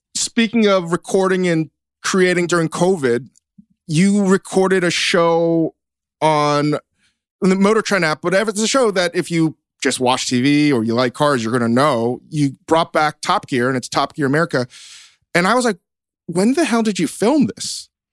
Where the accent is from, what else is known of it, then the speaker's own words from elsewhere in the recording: Virginia, United States; growing up in Virginia, everybody did some kind of chewing tobacco product